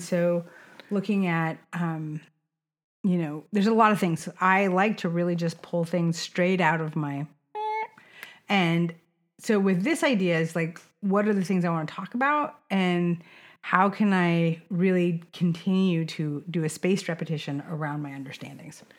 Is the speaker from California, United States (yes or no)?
yes; Sonoma County, California, United States; I grew up in Sonoma County